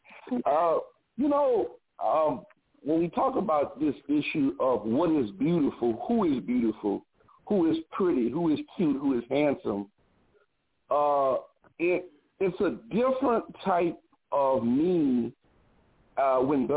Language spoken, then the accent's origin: English; United States; as an American Black